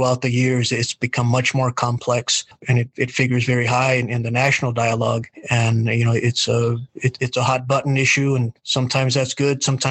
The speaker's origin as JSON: {"language": "English", "town": "El Paso", "region": "Texas", "country": "United States", "tie": "born or raised there", "said": "I was born in El Paso, a small neighborhood, heck, maybe a half mile from the border. And you know, I remember ever since I was a kid, I would see the migrants coming across, and they would go down our street"}